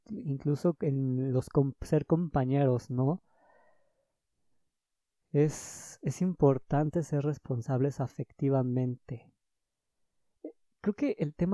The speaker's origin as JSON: {"language": "Spanish", "region": "Mexico City", "country": "Mexico", "said": "soy de Ciudad de México y el semáforo rojo nos alcanzó."}